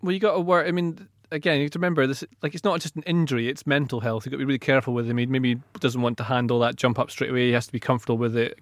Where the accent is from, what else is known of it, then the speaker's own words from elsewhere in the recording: Aberdeenshire, Scotland, United Kingdom; Aberdeen Shire is my hometown